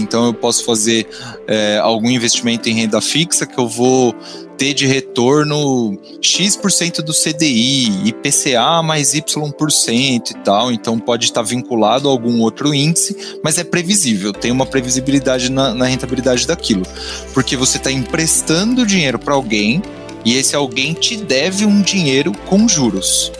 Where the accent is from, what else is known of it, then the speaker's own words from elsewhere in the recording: São Paulo, Brazil; also born or lived in Rio de Janeiro; eu sou de São Paulo